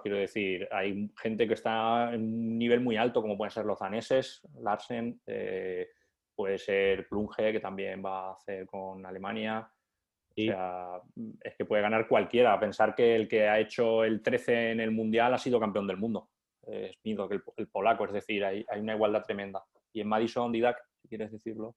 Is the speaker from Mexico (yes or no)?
no; interior of Valencia, Valencian Community, Spain; yo soy del interior de Valencia